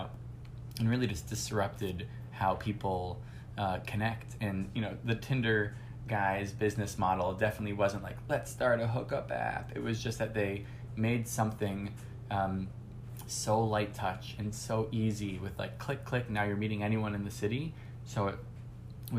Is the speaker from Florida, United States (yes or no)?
yes; Miami Beach, Florida, United States; moved away as an adult; also born or lived in Boston; now in New York, United States; I grew up in Miami Beach, Florida.